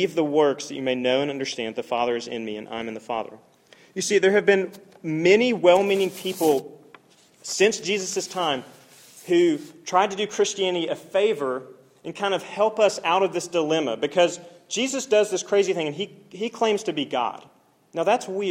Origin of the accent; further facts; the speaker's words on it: Oklahoma, United States; I'm from Oklahoma